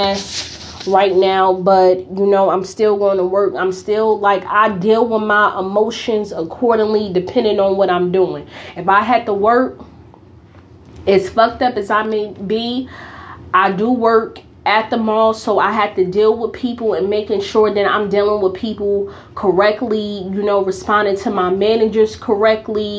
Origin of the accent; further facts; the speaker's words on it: Newark, New Jersey, United States; growing up in Newark